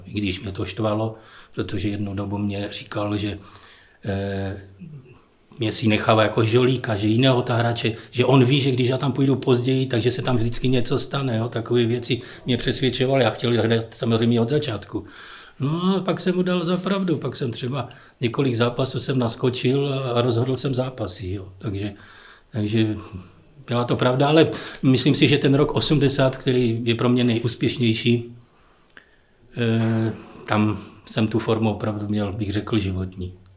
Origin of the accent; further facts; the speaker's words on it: Ostrava, Moravian-Silesian Region, Czechia; moved away as an adult; also born or lived in Wrocław, Poland; now in Teplice, Czech Republic; narodili jsme se i manželka, i já v Ostravě oba dva, takže jsme rodili Ostraváci